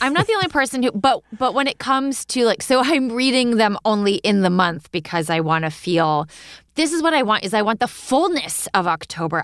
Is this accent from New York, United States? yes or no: yes; Hudson Valley, New York, United States; now in Brooklyn, United States; I am originally from the Hudson Valley